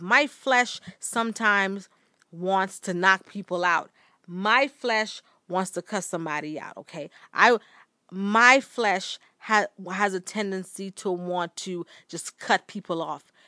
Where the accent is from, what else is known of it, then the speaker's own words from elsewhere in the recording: Bahamas; moved away; also born or lived in United States; growing up in the Bahamas